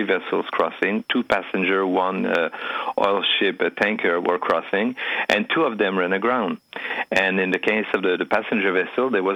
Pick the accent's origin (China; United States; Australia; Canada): Canada; you're asking Canadian